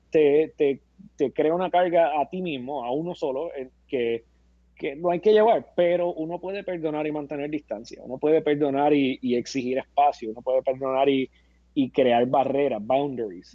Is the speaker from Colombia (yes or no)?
no; Puerto Rico; como boricua, como boricua